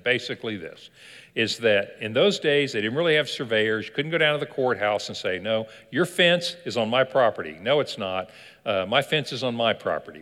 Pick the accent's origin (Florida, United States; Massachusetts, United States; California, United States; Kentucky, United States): Kentucky, United States; I was born in Kentucky